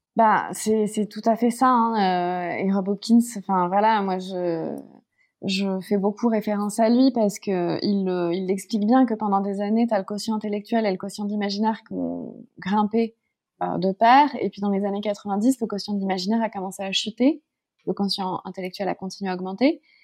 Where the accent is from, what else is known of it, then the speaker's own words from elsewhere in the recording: Paris, Île-de-France, France; moved away as an adult; je suis née à Paris, j'ai grandi à Paris, puis en région parisienne